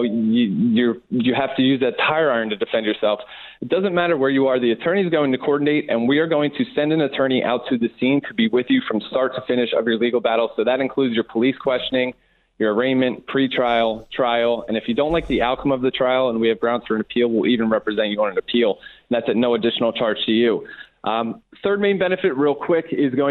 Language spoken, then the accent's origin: English; Philadelphia, Pennsylvania, United States; now in California, United States; originally I'm from Philadelphia. When I came out to California